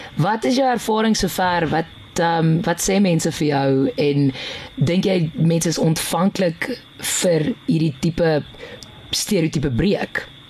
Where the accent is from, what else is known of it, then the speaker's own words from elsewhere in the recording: Piet Retief, Mpumalanga, South Africa; ek kom van Pietretief af